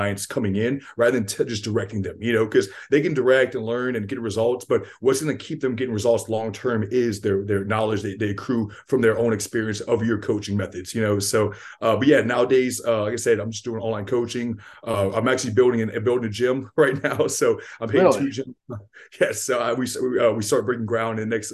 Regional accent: Lafayette, Louisiana, United States; also born or lived in Youngsville, Louisiana; I'm from Lafayette, Louisiana. I live here in Youngsville, Louisiana

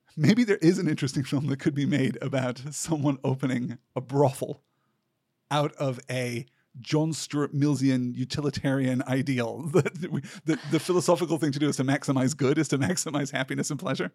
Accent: United Kingdom; growing up in Britain

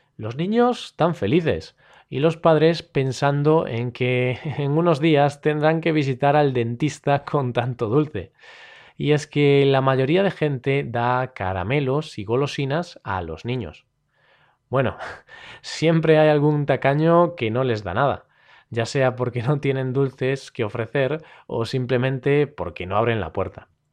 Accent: Galicia, Spain; yo soy del norte, yo soy de Galicia, así que aquí, en mi región

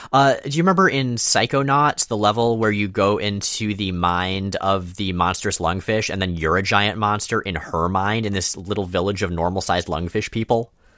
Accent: Florida, United States; moved away as an adult; also born or lived in North Carolina; now in Pacific Northwest, United States; we grew up in Florida, me entirely, you largely

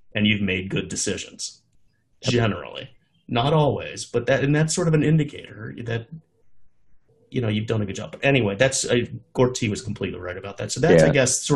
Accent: United States; as an American

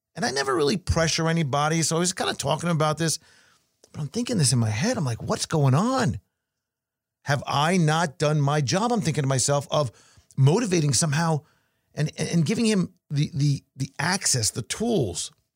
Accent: New York, United States; now in Florida, United States; Growing up in New York

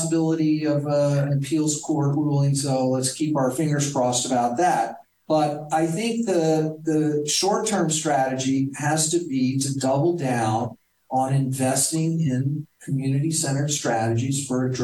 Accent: Texas, United States; I did grow up with guns. I'm from Texas

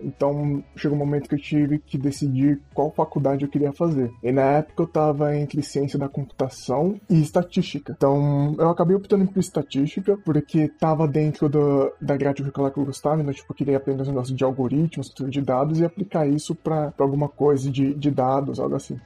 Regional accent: São Paulo, Brazil; eu sou de Adema São Paulo e hoje eu tenho 22 anos

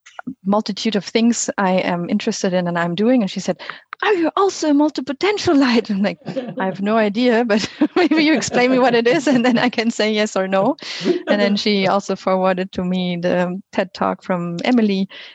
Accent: Berlin, Germany; English is a second language; moved away as an adult; now in Ghent, Belgium; I'm from Germany, and I'm here also with my daughter, Clara.

